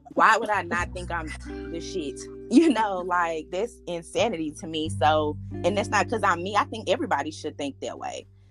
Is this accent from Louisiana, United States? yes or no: no; Memphis, Tennessee, United States; I'm from Memphis, grew up in Memphis, left Memphis to go to college, went graduated from UT Martin, came back to Memphis